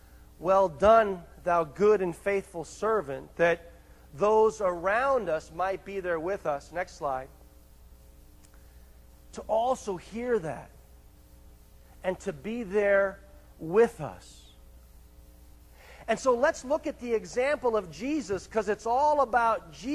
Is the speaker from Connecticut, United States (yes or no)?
yes; Greenwich, Connecticut, United States; I grew up in Connecticut, actually in a place called Greenwich, Connecticut